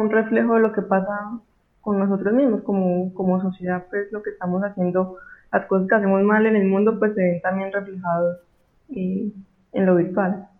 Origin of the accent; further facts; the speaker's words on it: Colombia; also born or lived in Cali, Colombia; como buena colombiana